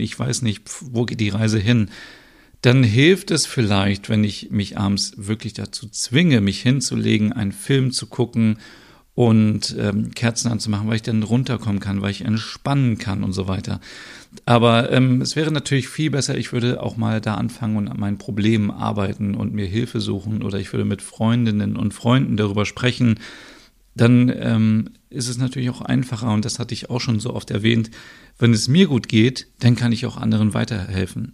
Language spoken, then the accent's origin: German; Germany; now in Denmark; bei uns in Deutschland